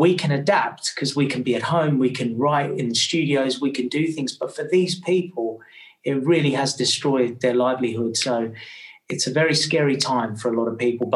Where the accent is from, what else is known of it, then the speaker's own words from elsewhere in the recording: Australia; now in England; I grew up in Australia